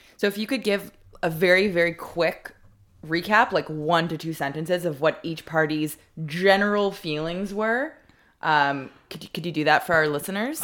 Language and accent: English; Montreal, Quebec, Canada; my childhood synagogue, uh, in Montreal